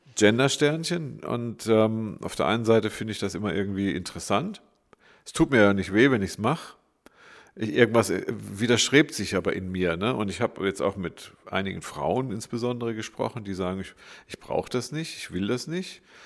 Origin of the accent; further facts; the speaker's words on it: Freiburg, Baden-Württemberg, Germany; Ich bin Diplompsychologe, geboren in Freiburg.